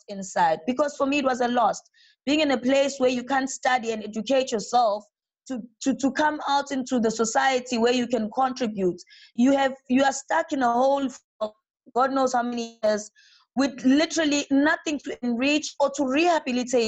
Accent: South Africa; moved away as an adult; now in Brazil; I'm from South Africa

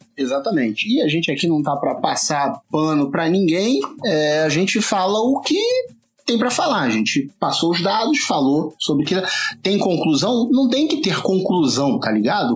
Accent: Rio de Janeiro, Brazil; accent: carioca; é o sotaque carioca

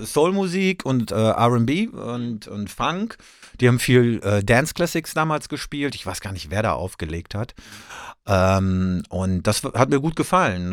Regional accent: North Rhine-Westphalia, Germany; ich komme aus Ostwestfalen

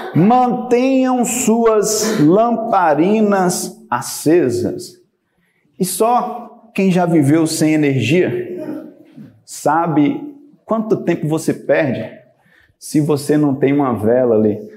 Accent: Bahia, Brazil; Eu sou baiano

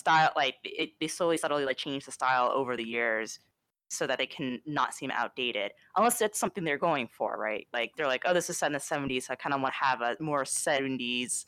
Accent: Midwest, United States; I grew up in the Midwest

